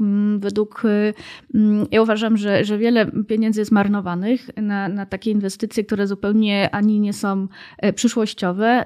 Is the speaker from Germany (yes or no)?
yes; Germany; now in Warsaw, Poland; Ja akurat się wychowałam w Niemczech